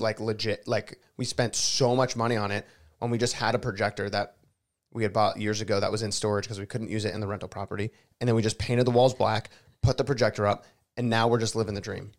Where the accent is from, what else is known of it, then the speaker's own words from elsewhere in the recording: South Florida, United States; also born or lived in Los Angeles; now in Nashville, United States; Me growing up in Florida